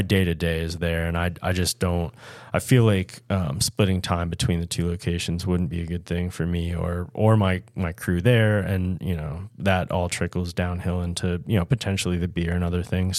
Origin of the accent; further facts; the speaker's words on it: Washington County, Maryland, United States; I grew up in Washington County